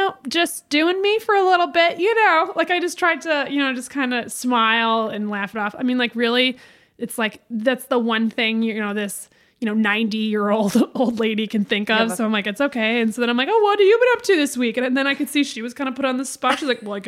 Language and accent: English; Midwest, United States; now in Los Angeles, United States; I grew up in the Midwest.